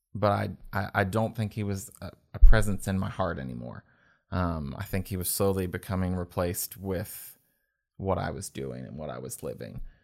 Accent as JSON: {"language": "English", "town": "Winchester", "region": "Virginia", "country": "United States", "tie": "born or raised there", "said": "growing up in Winchester, Frederick County area"}